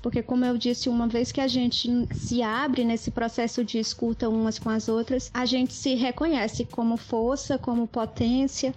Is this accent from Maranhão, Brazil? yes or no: yes; Maranhão, Brazil; A gente é maranhense, a gente também é afetado pela mineração